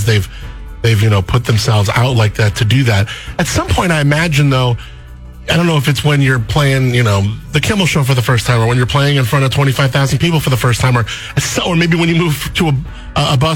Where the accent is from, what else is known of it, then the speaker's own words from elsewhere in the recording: Agoura Hills, California, United States; I grew up in Agoura Hills